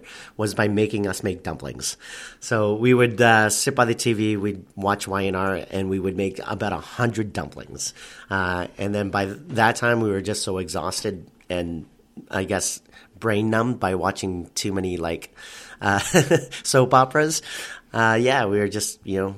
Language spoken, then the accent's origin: English; Toronto, Ontario, Canada; also born or lived in Markham, Ontario; I was born in Scarborough and then brought up in Scarborough.